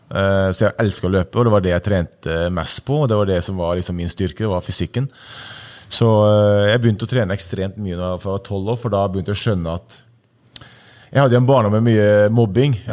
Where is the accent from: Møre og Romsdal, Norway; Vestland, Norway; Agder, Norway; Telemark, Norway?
Møre og Romsdal, Norway; Ålesund; also born or lived in Sunndalsøra; flytta til Ålesund da jeg var seks eller syv år